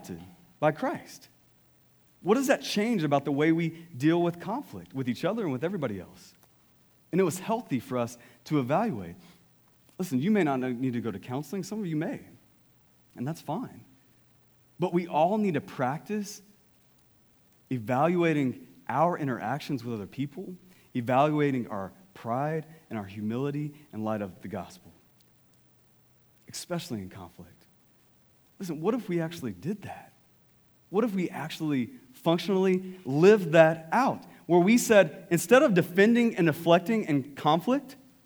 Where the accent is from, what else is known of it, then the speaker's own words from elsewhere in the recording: East Texas, United States; East Texas